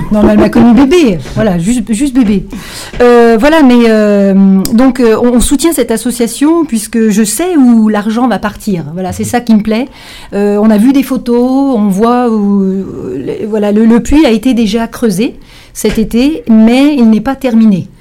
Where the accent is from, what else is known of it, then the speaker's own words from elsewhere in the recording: L'Arbresle, Auvergne-Rhône-Alpes, France; also born or lived in Lyon; j'habite juste au-dessus de l'Arbrel, mais je suis née à l'Arbrel quand on pouvait naître encore à l'Arbrel.